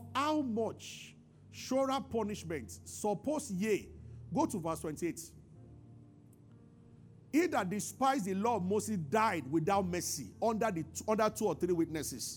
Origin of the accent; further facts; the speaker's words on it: Abuja, Federal Capital Territory, Nigeria; I grew up in Abuja